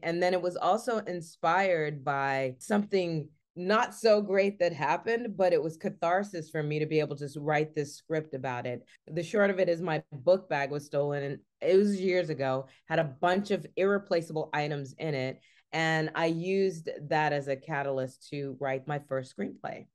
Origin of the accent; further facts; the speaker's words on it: Richmond, Virginia, United States; the Richmond International Film Festival is a great film festival, and it's in my hometown